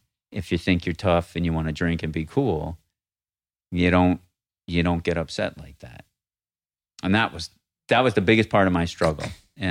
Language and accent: English; Northeast, United States; But I grew up in the Northeast. I hated it, I thought, until I left.